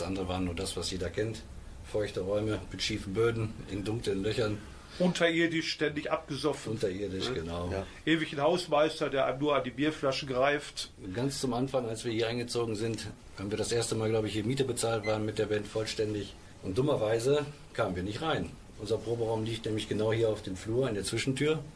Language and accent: German; Ruhr area, North Rhine-Westphalia, Germany; Ruhrpott ist, mein, ist meine Heimat